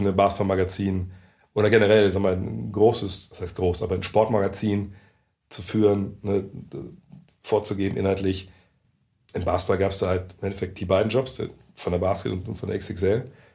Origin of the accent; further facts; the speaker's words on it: Lower Saxony, Germany; moved away; also born or lived in Frankfurt; als Niedersachse und, und äh, Sohn eines, eines Elektrikers und einer, einer Hausfrau